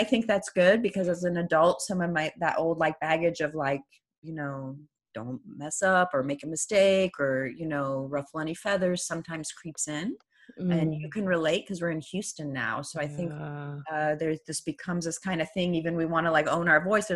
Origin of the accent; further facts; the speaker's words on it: Iran; first language Persian; English is a second language; moved away; also born or lived in New York City, United States; I grew up in the revolution, which, you know, so anyone who's new here, I was born in Iran